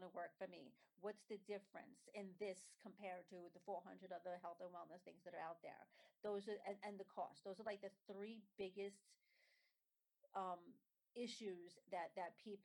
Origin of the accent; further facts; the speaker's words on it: New York City, New York, United States; also born or lived in Staten Island; I grew up in Brooklyn. I got married and moved to Staten Island